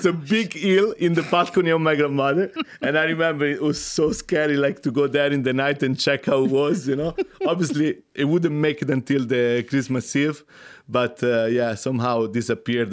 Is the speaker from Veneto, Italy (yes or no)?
no; Rome, Lazio, Italy; moved away; I'm from Rome